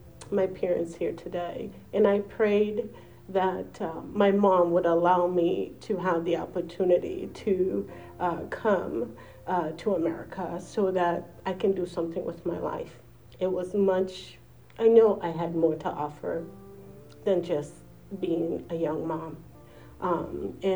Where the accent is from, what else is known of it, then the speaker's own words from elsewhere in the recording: Angola; now in United States; I am not from here. I'm from Angola.